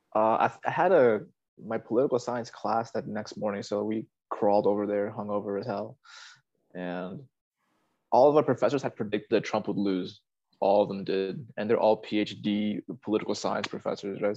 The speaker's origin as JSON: {"language": "English", "area": "Fairfax County", "region": "Northern Virginia", "country": "United States", "tie": "born or raised there", "also_born_or_lived": "South America", "said": "my hometown is uh, yeah, it's more left left wing"}